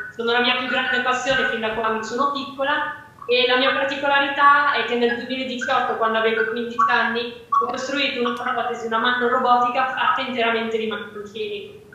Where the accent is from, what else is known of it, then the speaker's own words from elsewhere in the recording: Fagnano Olona, Lombardy, Italy; Fagnano Lona, che è il mio paese dove vivo, dove sono nata